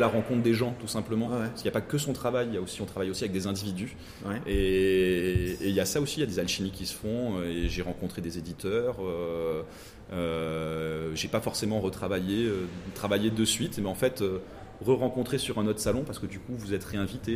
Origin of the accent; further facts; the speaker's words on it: Menton, Provence-Alpes-Côte d'Azur, France; de Menton aussi de, de mon patelin